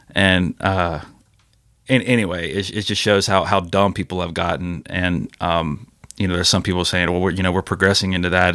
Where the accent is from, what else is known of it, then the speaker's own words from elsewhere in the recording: Ocean Springs, Mississippi, United States; I'm from Ocean Springs